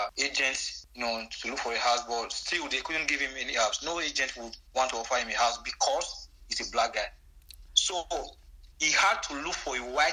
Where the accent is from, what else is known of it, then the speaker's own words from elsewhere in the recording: Edo, Nigeria; now in Limatola, Italy; people who come from my state, Edo state, and you speak, when I speak, I do speak Edo.